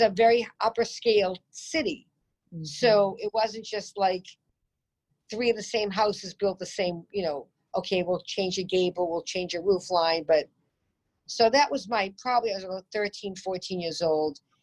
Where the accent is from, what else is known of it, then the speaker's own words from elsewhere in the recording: Peabody, Massachusetts, United States; also born or lived in Newton, Massachusetts; I came from the North Shore of Boston till I was 13. Mm. And I moved hmm. to Newton